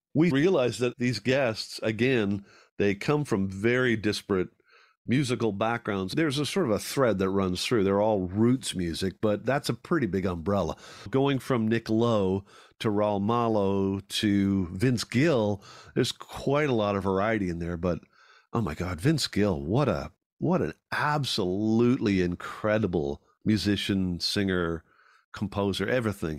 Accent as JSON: {"language": "English", "country": "Ireland", "tie": "born or raised there", "moved": "yes", "lives_now": "Canada", "said": "Growing up in Ireland"}